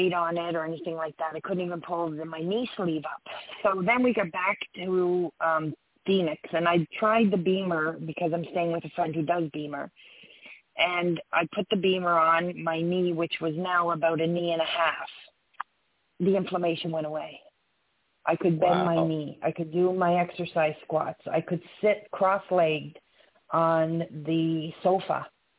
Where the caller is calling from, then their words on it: Canada; I'm calling from Canada.